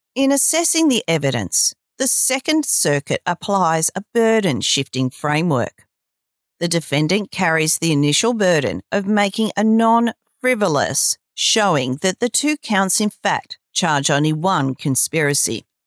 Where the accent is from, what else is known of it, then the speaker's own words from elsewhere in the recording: Australia; I'm Australian